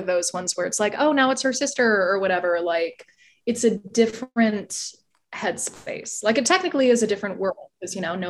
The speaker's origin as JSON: {"language": "English", "region": "Midwest", "country": "United States", "said": "I am not an East Coaster. I'm a Midwestern girl. I can't even do my own accent."}